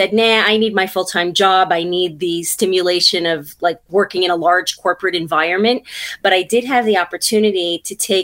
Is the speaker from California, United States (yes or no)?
no; New York City, New York, United States; moved away as an adult; now in New Jersey, United States; I'm from Brooklyn originally.